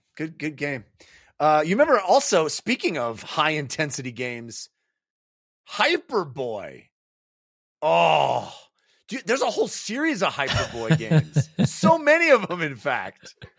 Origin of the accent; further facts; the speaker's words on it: California, United States; Where I grew up, you know, I grew up in the Bay Area.